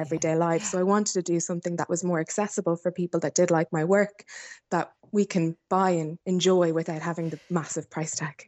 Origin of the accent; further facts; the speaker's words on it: Athlone, County Roscommon, Ireland; I grew up in South Roscommon, um, just outside of Athlone Town